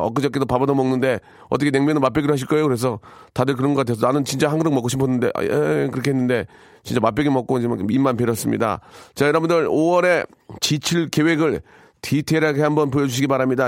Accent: Gunsan, North Jeolla, South Korea; moved away; 전북 군산 제 고향인데요.

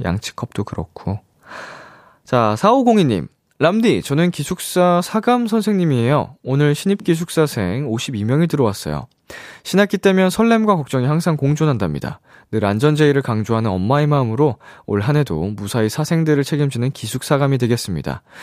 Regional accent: South Korea; also born or lived in Japan; 제가 한국인으로서

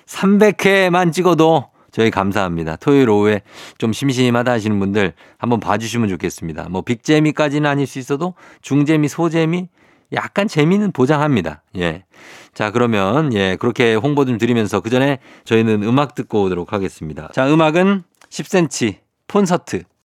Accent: Seoul, South Korea; born or raised there

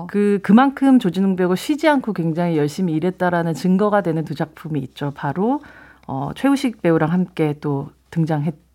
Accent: Busan, South Korea; 제 고향이기도 합니다.

